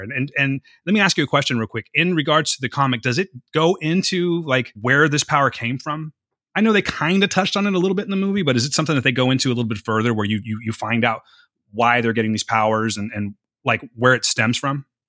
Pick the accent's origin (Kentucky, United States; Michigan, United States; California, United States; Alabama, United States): California, United States; I'm from California.